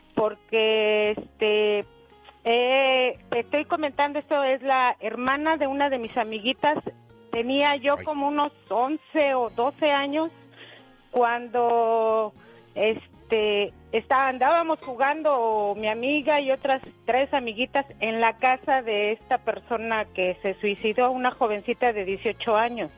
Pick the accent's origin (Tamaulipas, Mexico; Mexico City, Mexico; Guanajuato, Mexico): Mexico City, Mexico; yo soy de la Ciudad de México.